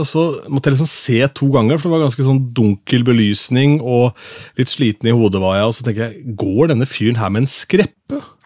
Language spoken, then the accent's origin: Norwegian; Askim, Østfold, Norway; jeg er fra Askim